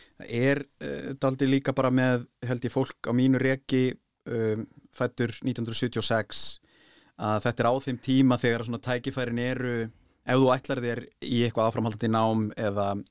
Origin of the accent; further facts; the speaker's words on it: Bolungarvík, Westfjords, Iceland; Ég kem náttúrulega frá Bólingavík